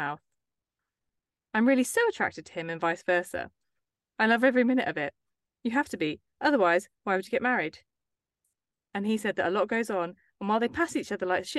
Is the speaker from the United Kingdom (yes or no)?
yes; England, United Kingdom; we're English